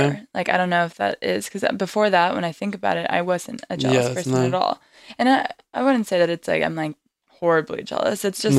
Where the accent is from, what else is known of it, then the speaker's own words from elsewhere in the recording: Orange County, California, United States; I moved away from Orange County because I was like, it's kind of boring over here.